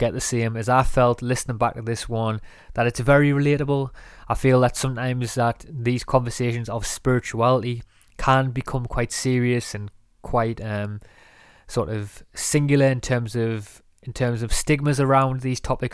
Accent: north of England, United Kingdom; from where I'm from in England, in the north of England, there is a lot of slang

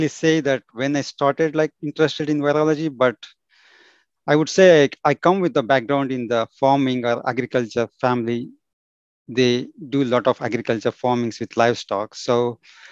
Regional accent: southern India, India; moved away as an adult; also born or lived in Belgium; now in United Kingdom; I'm from India, particularly in southern part of India

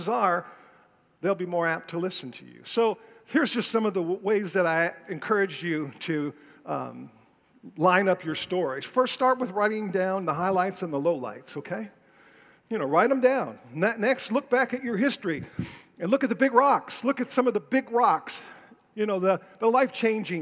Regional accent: Detroit, Michigan, United States; I was born and raised in Detroit, Michigan

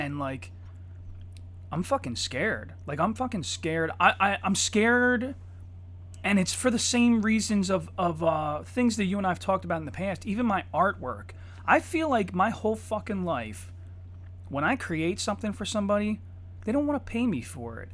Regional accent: Eddystone, Pennsylvania, United States; I'm from Eddystone

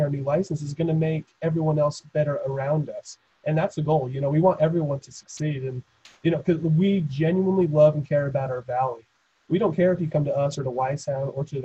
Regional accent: Logan, Utah, United States; I was born and raised in Logan

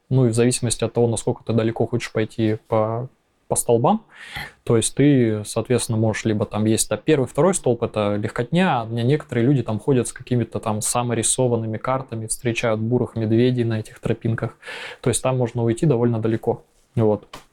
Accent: Krasnoyarsk, Krasnoyarsk Krai, Russia; moved away as an adult; also born or lived in Thailand; now in Hamburg, Germany; я родился в Красноярске в 85 году.

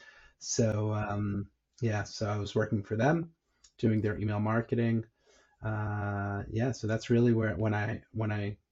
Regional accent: New York, United States; moved away as an adult; now in Israel; born and bred in New York, and then I moved over to Israel, when, as an adult

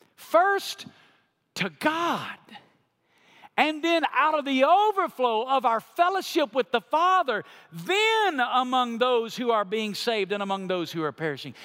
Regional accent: United States; as American Christians

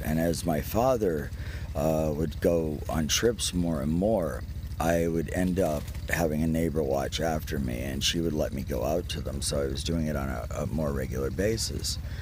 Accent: Key West, Florida, United States; I was born and raised in Key West

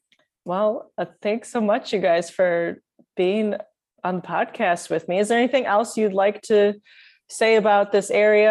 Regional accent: Wisconsin, United States; moved away as an adult; now in Jeffersonville, Indiana, United States; I'm from Wisconsin.

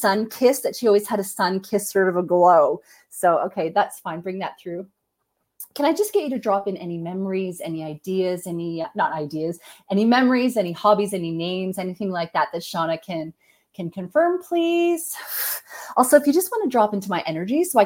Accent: Canada; I'm Canadian, so anybody who's not Canadian will have an accent to me

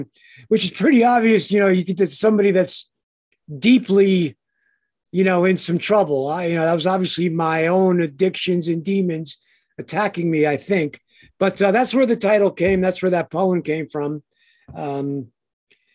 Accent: Passaic, New Jersey, United States; born in Passaic

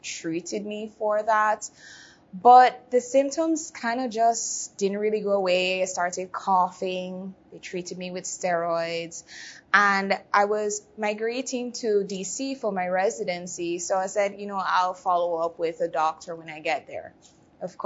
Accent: Jamaica; moved away; I'm originally from Jamaica

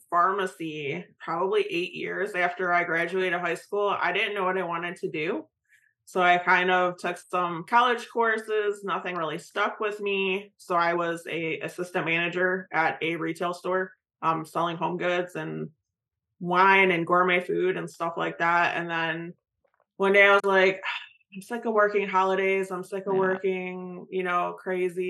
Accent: Michigan, United States; moved away as an adult; now in North Carolina, United States; I'm originally from Michigan. Now I'm in North Carolina to be at ACHC

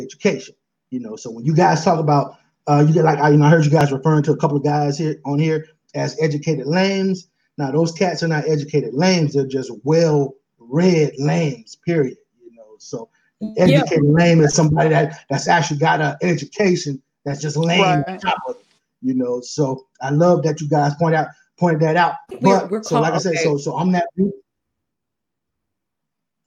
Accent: San Francisco, California, United States; now in Auburn, United States; I'm from the Fillmore, San Francisco

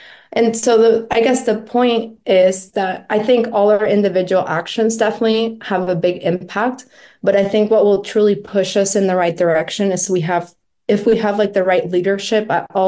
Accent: Florida, United States; I grew up in Florida, and I follow the news there a lot.

